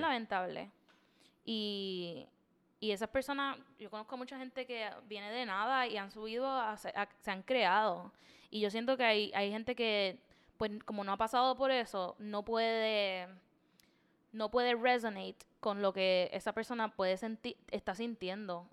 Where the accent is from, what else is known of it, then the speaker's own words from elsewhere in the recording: Puerto Rico; desde chiquito, te sientan y te dicen, los puertorriqueños somos tres razas